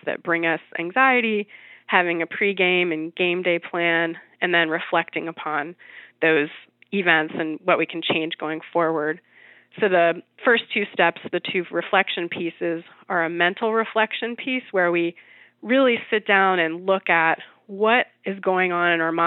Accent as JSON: {"language": "English", "town": "New York City", "region": "New York", "country": "United States", "said": "I'm a New Yorker"}